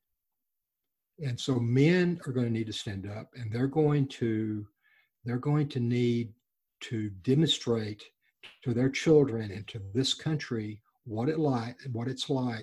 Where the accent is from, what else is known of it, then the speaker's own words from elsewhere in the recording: Texas Gulf Coast, United States; When I was a child, we grew up on the Texas Gulf Coast